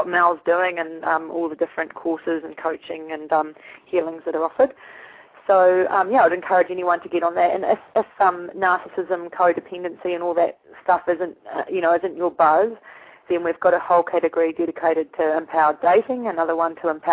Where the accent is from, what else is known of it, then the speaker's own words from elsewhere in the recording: New Zealand; moved away; I'm from New Zealand originally, and I was brought up with frozen toes and frozen fingers